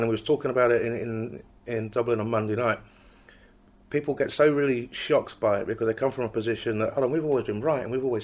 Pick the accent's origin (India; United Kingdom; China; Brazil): United Kingdom; England; I'm from England